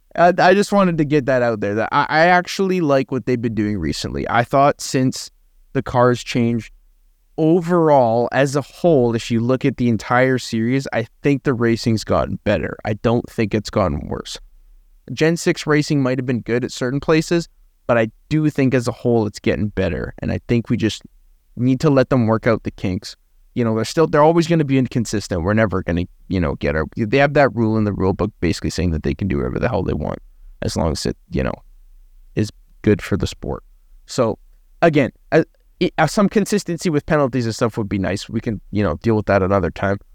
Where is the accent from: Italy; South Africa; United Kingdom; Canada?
Canada; as a Canadian